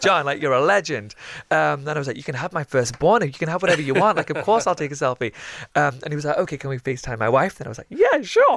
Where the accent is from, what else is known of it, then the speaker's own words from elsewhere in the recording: the north of England, United Kingdom; what it, it, it really is like up north, uh, for somebody who's one of the very few people who gets bullied every day for being Pakistani